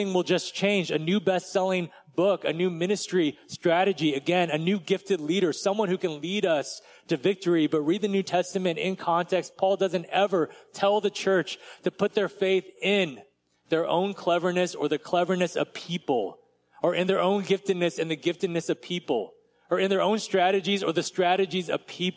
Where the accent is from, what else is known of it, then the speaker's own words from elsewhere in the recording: United States; as American Christians